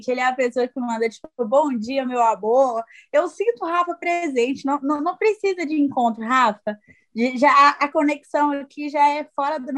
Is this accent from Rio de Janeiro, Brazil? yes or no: no; Belo Horizonte, Minas Gerais, Brazil; Eu falo de Minas, sou de BH, uai.